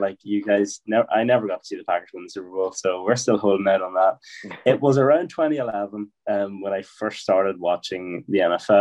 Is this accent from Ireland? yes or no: yes; Ireland; I am from Ireland, yes.